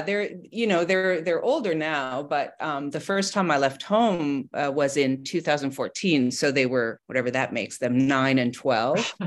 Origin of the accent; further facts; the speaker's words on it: Montreal, Quebec, Canada; I am from Montreal and and I have kids there